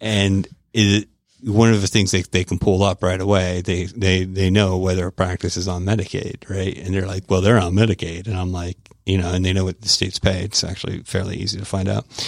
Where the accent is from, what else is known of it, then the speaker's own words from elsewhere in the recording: Tampa, Florida, United States; now in Georgia, United States; originally from Tampa, Florida